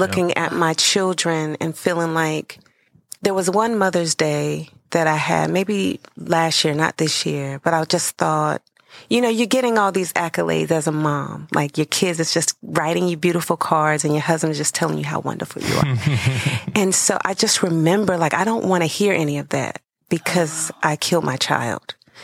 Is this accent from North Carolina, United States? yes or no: yes; Salisbury, North Carolina, United States; moved away as an adult; now in Charleston, United States; I'm originally from North Carolina. I was born in Salisbury